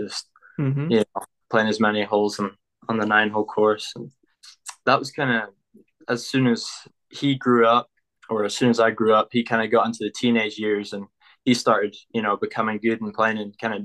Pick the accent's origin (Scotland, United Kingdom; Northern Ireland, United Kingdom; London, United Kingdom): Scotland, United Kingdom; Nairn; moved away as an adult; now in Texas, United States; I'm from Nairn. It's a small town in the north of Scotland.